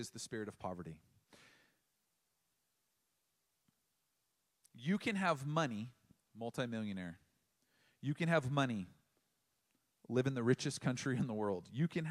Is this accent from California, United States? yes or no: yes; Oceanside, California, United States; Growing up in Oceanside